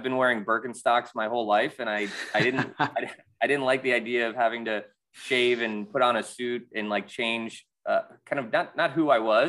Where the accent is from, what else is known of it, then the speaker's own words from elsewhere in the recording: Chicago, Illinois, United States; also born or lived in Wisconsin / Atlanta, United States / New York, United States; now in Philadelphia, United States; Yeah, I grew up in the Midwest in Chicago and Wisconsin, and then I moved to Atlanta, and then I went to school in New York, and then I basically moved to Philadelphia after college.